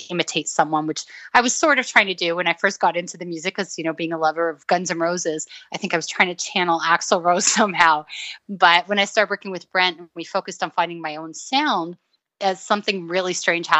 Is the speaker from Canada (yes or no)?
yes; Toronto, Ontario, Canada; also born or lived in Beirut, Lebanon / Middle East; I grew up in Toronto